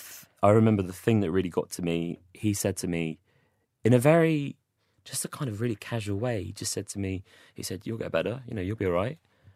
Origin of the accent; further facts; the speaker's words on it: Watford, East of England, United Kingdom; born there; I don't know, I was born in Watford. I was actually born in Watford.